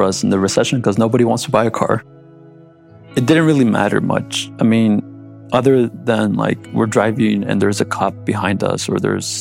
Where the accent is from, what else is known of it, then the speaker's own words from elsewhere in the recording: Goshen, United States; also born or lived in Mexico; I grew up in Goshen since I was 3.